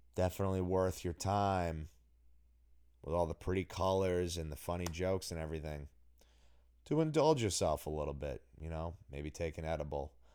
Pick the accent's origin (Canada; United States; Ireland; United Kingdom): United States; Newmarket, New Hampshire; my hometown of, of scenic happening, booming metropolis, New Market, New Hampshire, of which I've mentioned I am a longtime townie